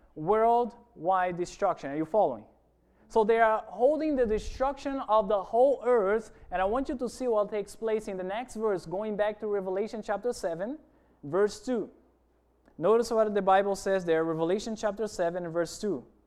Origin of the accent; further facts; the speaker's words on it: Brazil; moved away; I'm originally from Brazil. I've been working here in the island for about a year